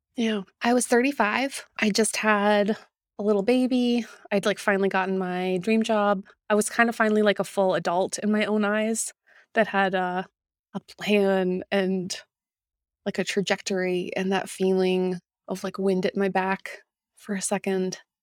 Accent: Winnipeg, Manitoba, Canada; my hometown of Winnipeg, Manitoba

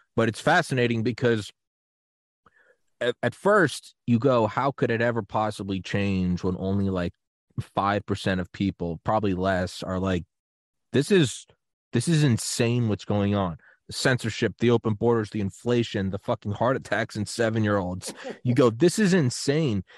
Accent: New England, United States; I am from New England, and I was like eleven

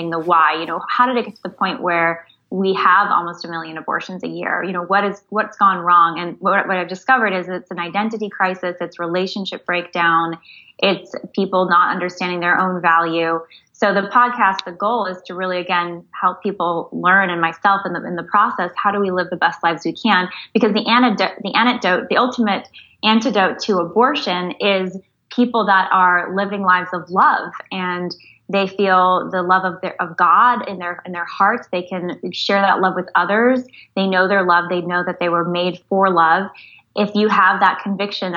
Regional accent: San Jose, California, United States; I was born and raised in San Jose, California

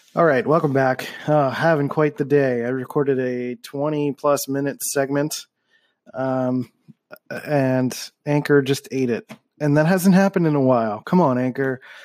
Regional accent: Philadelphia, Pennsylvania, United States; moved away as an adult; also born or lived in California; I grew up in Philly

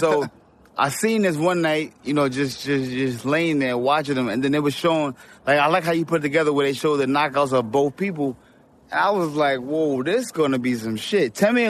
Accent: New York City, New York, United States; now in California, United States; I moved to California because I'm from Brooklyn

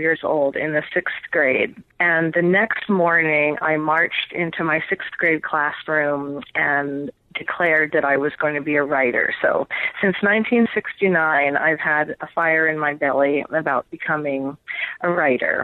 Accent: New York City, New York, United States; moved away as an adult; also born or lived in Norton, Massachusetts / Oregon / Washington; now in Pacific Northwest, United States; I grew up in New York City

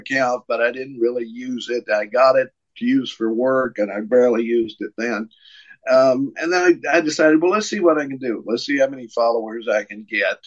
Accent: Tennessee, United States; my hometown senator, Marsha Blackburn

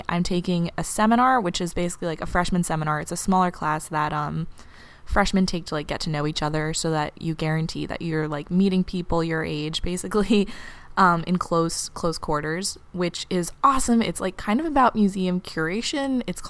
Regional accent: New York City, New York, United States; now in Cambridge, United States; an 18-year-old girl at Harvard University, but I'm from New York City

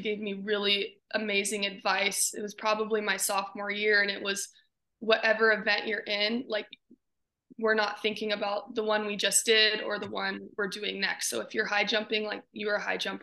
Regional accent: Butte, Montana, United States; growing up in Butte and that culture is it's just very like hardworking, gritty individuals

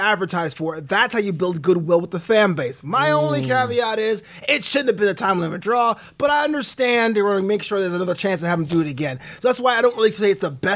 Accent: New York City, New York, United States; I'm born and raised in Brooklyn myself

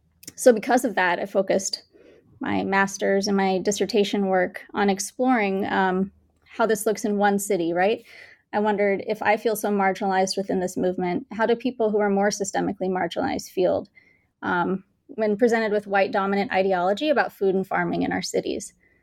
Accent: Bangalore, Karnataka, India; now in United States; I was born and raised in India, in Bangalore, India. And when I moved to the States

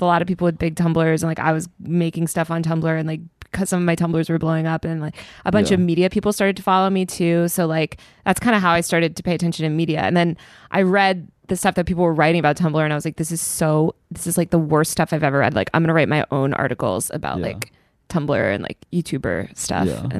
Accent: New York, United States; I think I gave some bullshit like, as a New Yorker, like I just feel that like da da da.

